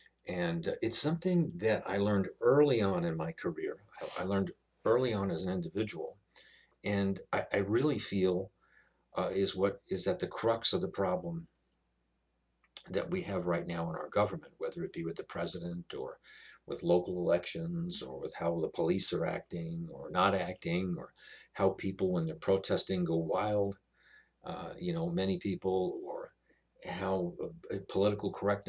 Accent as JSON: {"language": "English", "region": "New York", "country": "United States", "said": "I come from New York."}